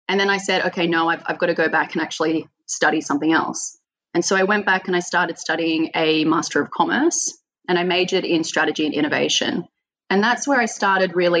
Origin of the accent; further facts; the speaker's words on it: Australia; moved away as an adult; also born or lived in Sydney, Australia; now in Amsterdam, Netherlands; I am an Australian who's currently living in Amsterdam